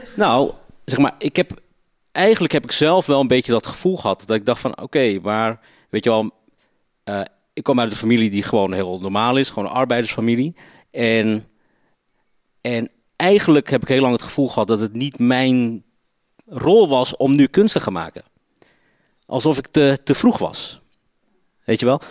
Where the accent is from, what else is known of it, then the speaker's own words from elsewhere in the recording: Ridderkerk, South Holland, Netherlands; Ik ben opgegroeid in Ridderkerk. Dat ligt zeg maar eh, tegen Rotterdam aan